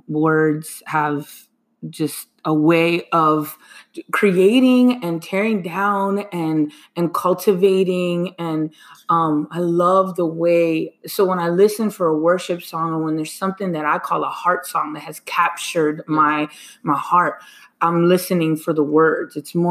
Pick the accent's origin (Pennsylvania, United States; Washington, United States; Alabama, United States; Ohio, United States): Pennsylvania, United States; Lancaster; I'm born and raised in Lancaster City. I love my city.